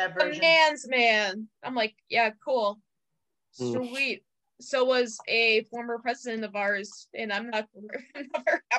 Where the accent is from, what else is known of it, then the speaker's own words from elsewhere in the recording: Ireland; And I'm like, I am so Irish, I completely disagree.